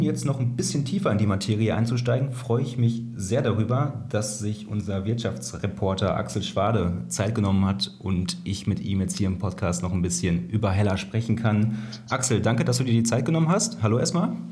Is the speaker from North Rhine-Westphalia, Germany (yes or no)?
yes; Kreis Soest, North Rhine-Westphalia, Germany; ich komme ja aus dem Kreis Soos